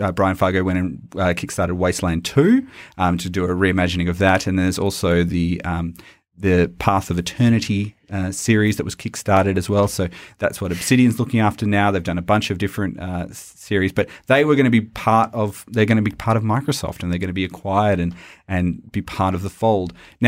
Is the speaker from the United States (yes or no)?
no; Australia; accent: Australian; the best bloody video game podcast this side of the Nullarbor. God, it's my own accent and I just sound terrible doing it.